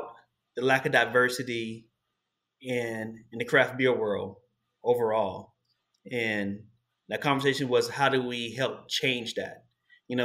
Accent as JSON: {"language": "English", "town": "Columbia", "region": "South Carolina", "country": "United States", "tie": "born or raised there", "moved": "yes", "lives_now": "New York City, United States", "said": "It's a small subdivision I grew up in Columbia, South Carolina"}